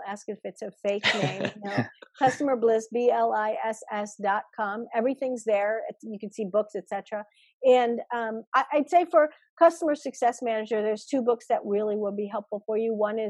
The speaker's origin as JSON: {"language": "English", "town": "Chicago", "region": "Illinois", "country": "United States", "tie": "born or raised there", "said": "I grew up in Chicago."}